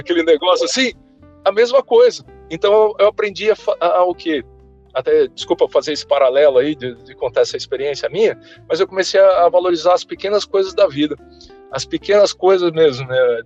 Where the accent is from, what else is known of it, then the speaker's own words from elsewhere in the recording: São Paulo, Brazil; moved away as an adult; also born or lived in Volta Redonda, Rio de Janeiro / Balneário Camboriú, Santa Catarina; eu nasci em Volta Redonda, estado do Rio de Janeiro, fui criado boa parte da minha vida, né, minha, até minha adolescência, até, até o início da faculdade em São Paulo